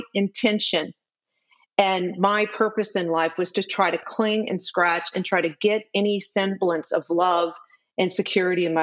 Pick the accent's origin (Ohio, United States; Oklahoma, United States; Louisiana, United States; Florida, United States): Louisiana, United States; New Orleans; moved away as an adult; also born or lived in Texas; I'm from New Orleans, Louisiana originally.